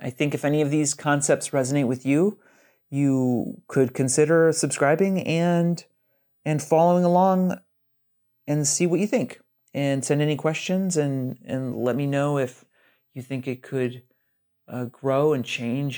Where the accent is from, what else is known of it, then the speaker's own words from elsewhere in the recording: Brunswick, Ohio, United States; moved away as an adult; now in Portland, United States; I grew up in Brunswick, Ohio. That's in Northeast Ohio, about thirty-ish minutes south of Cleveland, Ohio